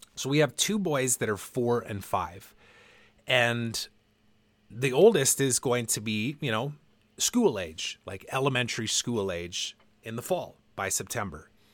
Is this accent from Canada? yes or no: yes; Canada; also born or lived in Vancouver; now in West Kelowna, Canada; I'm proud to be Canadian. I love being Canadian. My family's here